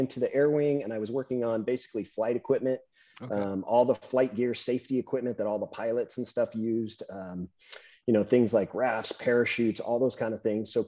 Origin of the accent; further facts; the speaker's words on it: San Luis Obispo, California, United States; knows the San Luis Obispo area of California, that's where I grew up